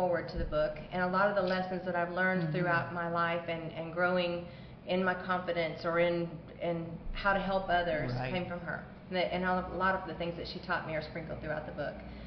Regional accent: Dixon, Illinois, United States; now in Nashville, United States; I grew up originally in Dixon, Illinois, which is near the Iowa border

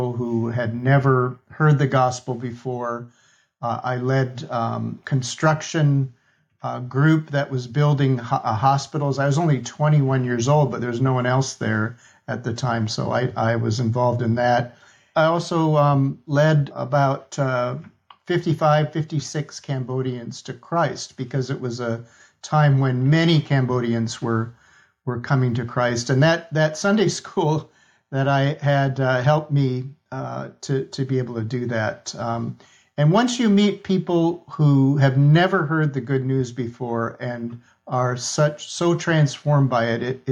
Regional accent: Minnesota, United States; I grew up in Minnesota, Scandinavian background

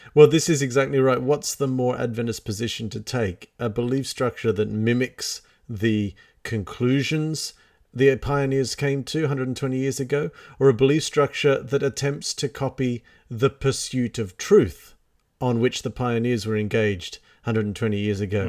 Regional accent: Australia

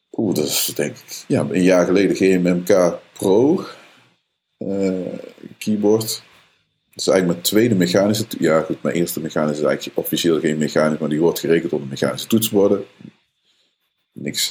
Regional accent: Netherlands; Als Nederlanders

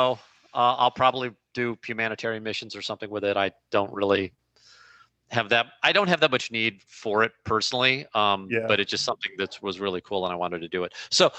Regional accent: St. Louis, Missouri, United States; I'm in St. Louis, Missouri, my hometown.

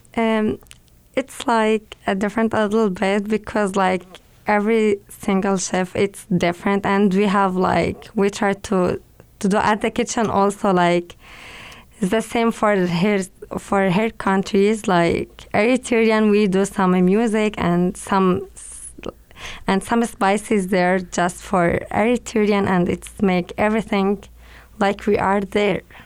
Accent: Syria; English is a second language; also born or lived in Egypt; now in United States; I grew up in Syria and after that I moved to Egypt for seven and a half years. And after that I came to here, to America

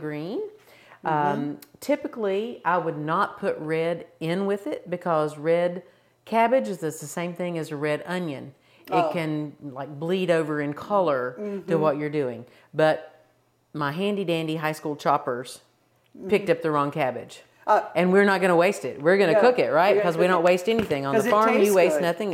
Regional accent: the South, United States; I'm not Irish, but I'm Southern

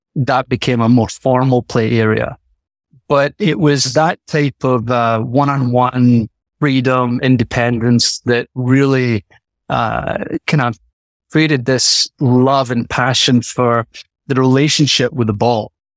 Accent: Scotland, United Kingdom; moved away; growing up in Scotland

